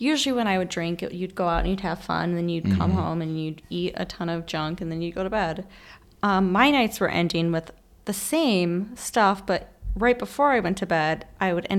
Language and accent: English; Battle Creek, Michigan, United States; now in Grand Rapids, United States; I'm from Battle Creek